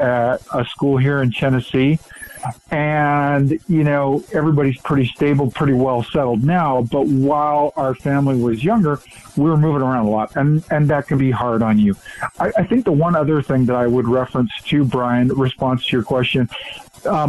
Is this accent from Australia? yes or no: no; Western Canada, Canada; moved away; Born and raised in Western Canada, kind of grew up in the West